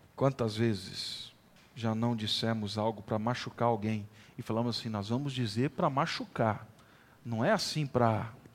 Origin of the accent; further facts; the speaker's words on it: Brazil; lá da boa e velha região da Vila Cristina, onde eu cresci, nasci